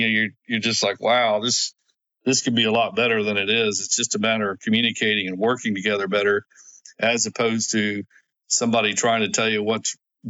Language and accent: English; Oklahoma, United States; I'm from Oklahoma